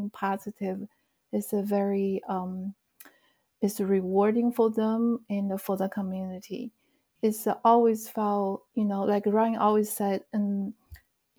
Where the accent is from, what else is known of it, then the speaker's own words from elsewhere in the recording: China; moved away as an adult; now in United States; Actually, I grew up in China. I came to the States in the mid-90s for school.